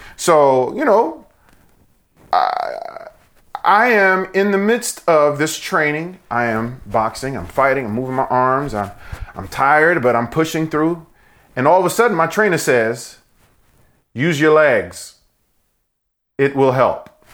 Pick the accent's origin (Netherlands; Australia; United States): United States; New York; when I was a kid, you know, growing up in New York